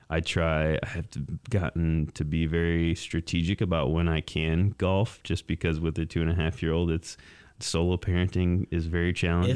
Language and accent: English; Mason, Michigan, United States; also born or lived in East Lansing, Michigan; I'm a Lansing native. I grew up in Mason, um, just about twenty miles south of here.